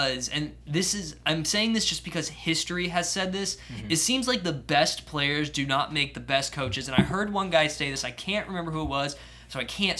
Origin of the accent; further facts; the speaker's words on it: Tampa, Florida, United States; I'm from Tampa